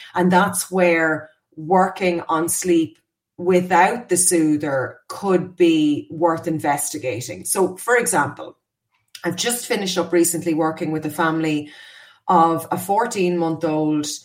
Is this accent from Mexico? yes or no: no; Ireland; We were terrible as Irish people